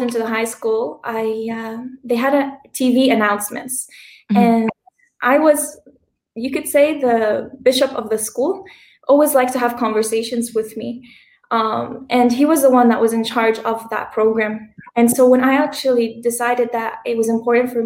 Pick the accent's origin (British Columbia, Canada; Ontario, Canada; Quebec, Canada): Ontario, Canada; Hamilton; moved away as an adult; also born or lived in Lebanon; I was born and raised in Hamilton in Canada most of my life